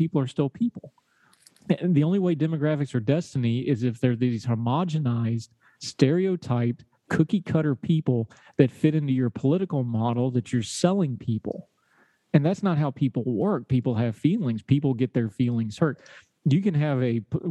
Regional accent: Appalachia, United States; I say y'all, because I'm an Appalachian

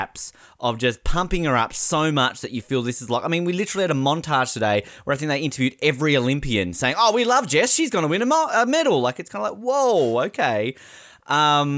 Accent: Australia; I'm so Australian

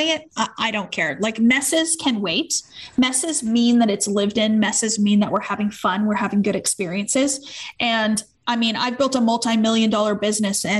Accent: Canada; we're Canadian

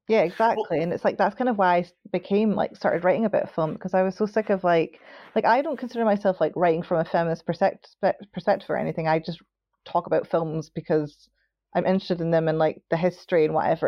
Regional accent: Scotland, United Kingdom; I'm Scottish

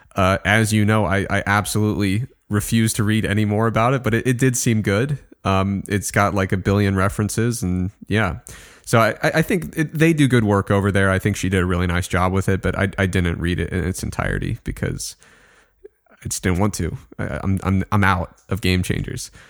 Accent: Midwest, United States; I grew up in the Midwest, simple kid.

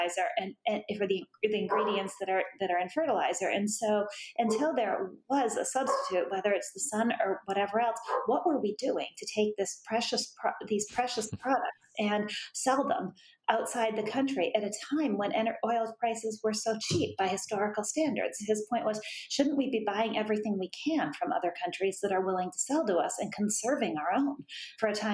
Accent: United States; I am an American

